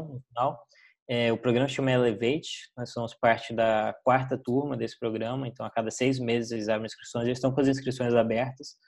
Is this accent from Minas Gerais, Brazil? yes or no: no; Brasília, Federal District, Brazil; moved away; Eu sou brasiliense